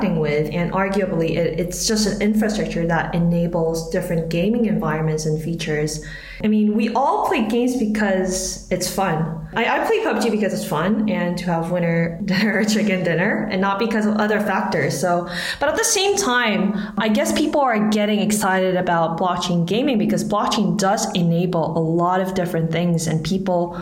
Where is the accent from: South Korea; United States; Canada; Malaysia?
South Korea; growing up in Korea